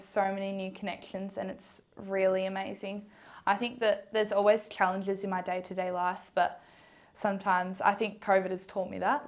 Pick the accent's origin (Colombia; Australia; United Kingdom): Australia; Ballarat, Victoria; I grew up in Ballarat. I've been here my whole life.